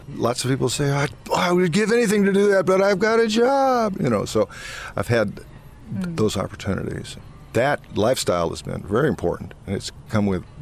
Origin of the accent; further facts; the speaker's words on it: St. Louis, Missouri, United States; born there; I was born in St. Louis, for heaven's sake